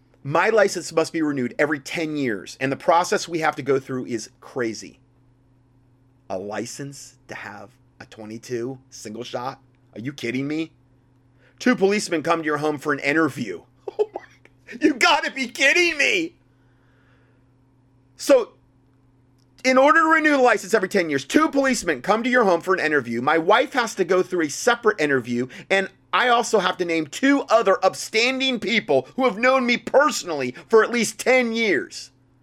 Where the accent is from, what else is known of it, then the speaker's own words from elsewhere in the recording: New Zealand; the most upsetting thing for me as a New Zealander is that the average Kiwi, meaning New Zealander, is sucked in by it all. What a godless country I live in.